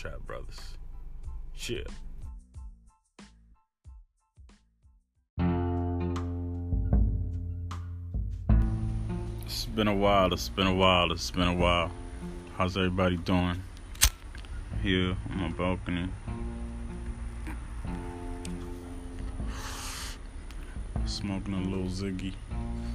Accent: New York City, New York, United States; moved away as an adult; now in Orlando, United States; Born and raised in New York City, but now I live in the South, Florida, you know.

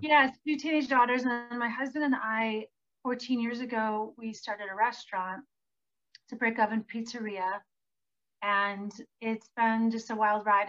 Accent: Green Bay, Wisconsin, United States; moved away; I grew up in Green Bay, Wisconsin.

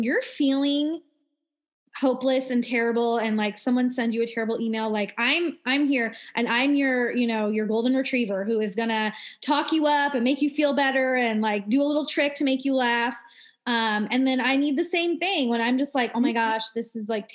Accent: Iowa, United States; moved away; I am from Iowa. I'm not from Des Moines

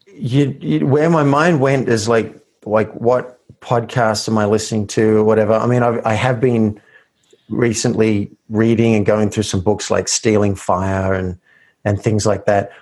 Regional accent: Australia; I grew up in Australia

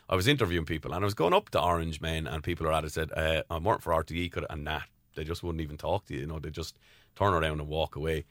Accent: Tramore, Munster, Ireland; I'm from Tremor, County Waterford

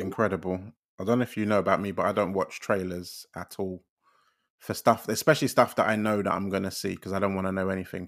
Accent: London, United Kingdom; we're both from East London

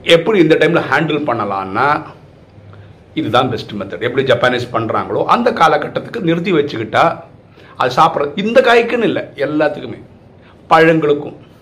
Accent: Kasaragod, Kerala, India; now in Chennai, India; நான் வந்து கேரளாவை சேர்ந்தவன் என்னோட சொந்த ஊர் வந்து காசர்கோடு

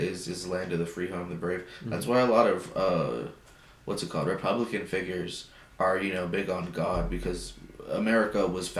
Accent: California, United States; English is a second language; I'm from Cali.

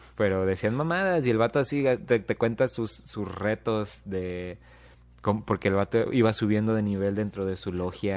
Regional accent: Mexico; nosotros como mexicanos

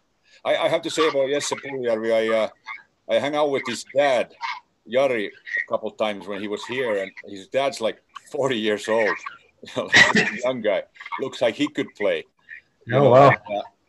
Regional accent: Helsinki, Uusimaa, Finland; moved away; my hometown of Helsinki

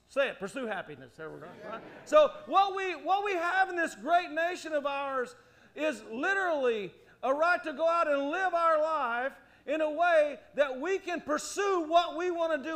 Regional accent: United States; as an American

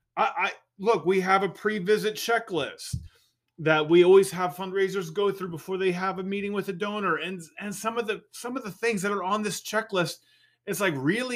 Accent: California, United States; I'm a Californian

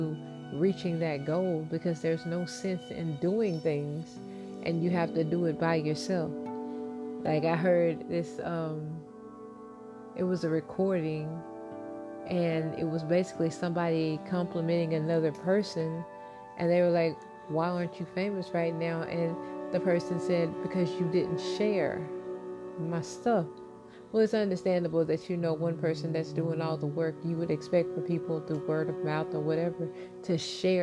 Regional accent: United States; as American citizens

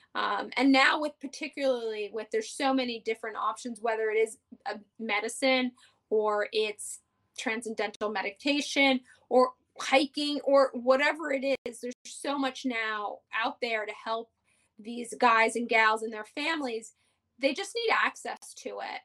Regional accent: New York City, New York, United States; born and raised on the Upper West Side, never left

